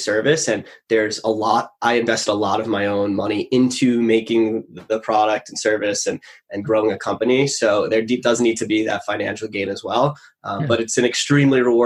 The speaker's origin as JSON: {"language": "English", "area": "Long Island", "region": "New York", "country": "United States", "tie": "born or raised there", "said": "So I grew up on Long Island, New York."}